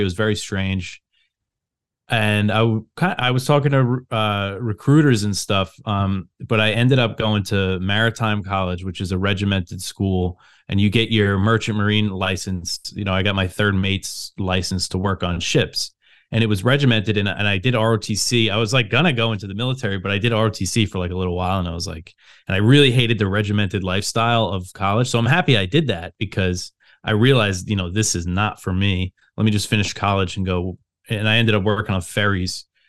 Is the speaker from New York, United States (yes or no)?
yes; Long Island, New York, United States; moved away as an adult; also born or lived in Brooklyn, New York; now in Virginia, United States; So I grew up on Long Island. Um, I'm from New York.